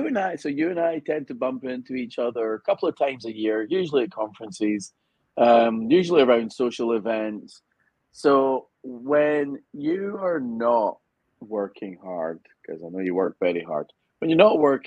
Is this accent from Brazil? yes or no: no; Scotland, United Kingdom; moved away as an adult; now in United States; because I'm Scottish